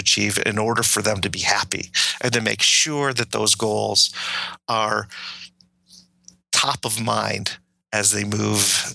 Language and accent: English; Detroit, Michigan, United States; I grew up in Detroit